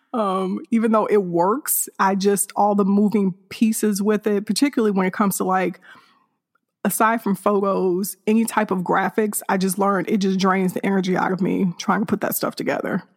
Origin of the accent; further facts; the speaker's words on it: Hammond, Indiana, United States; now in north of Houston, Texas, United States; I'm originally from Hammond, Indiana, which is a suburb of Chicago, Illinois